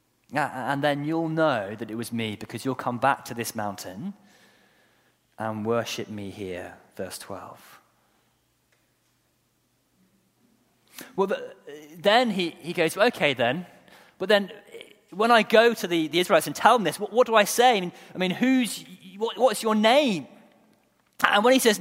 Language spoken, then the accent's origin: English; Guernsey; moved away; I was born in Guernsey, not Jersey.